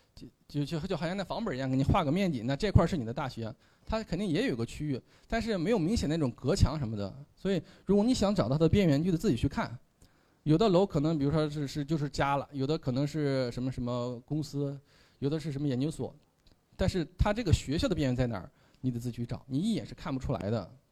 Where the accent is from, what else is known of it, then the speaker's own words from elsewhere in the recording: Henan, China; 我是北方人啊，我老家是河南的